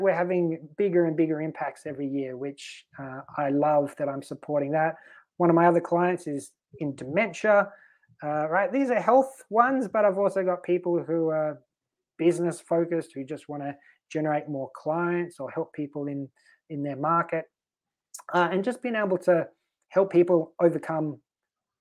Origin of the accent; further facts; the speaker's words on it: Australia; moved away as an adult; also born or lived in Sweden; now in Malta; we're in Sweden, but I'm Australian